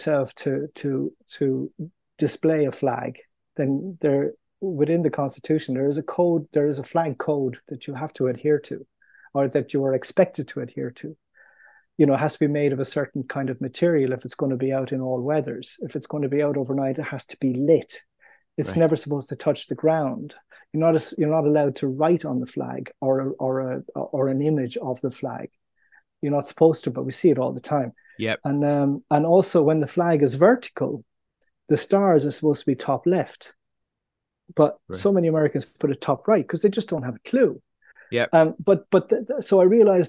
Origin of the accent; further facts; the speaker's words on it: Ireland; moved away; also born or lived in New York; being Irish